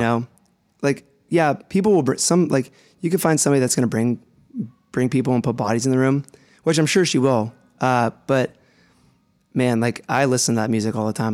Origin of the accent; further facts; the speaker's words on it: Youngstown, Ohio, United States; moved away as an adult; I'm from Youngstown, Ohio. Uh, I went to college there and everything. Growing up